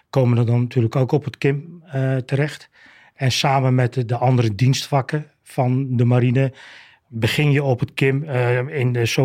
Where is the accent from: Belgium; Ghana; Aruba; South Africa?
Aruba; born there; Ik ben, ik ben zelf op Aruba geboren, maar dat kwam eigenlijk doordat mijn vader ook marinier was.